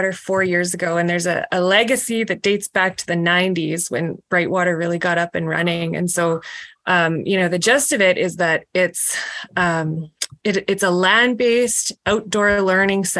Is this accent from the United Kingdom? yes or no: no; Saskatoon, Saskatchewan, Canada; I grew up in Saskatoon in Montgomery, which is a neighborhood